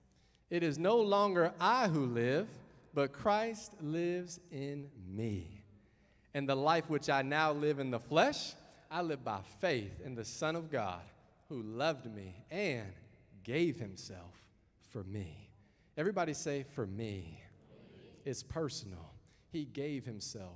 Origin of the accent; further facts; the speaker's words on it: the South, Southern United States, United States; accent: southern; moved away as an adult; also born or lived in Henrico County, Virginia / Hanover County, Virginia; now in Canada; hopefully I haven't lost my southern accent